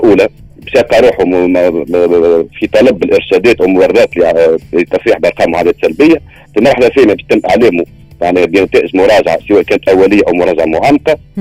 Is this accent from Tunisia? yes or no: yes; Tunisia; بلادنا تونس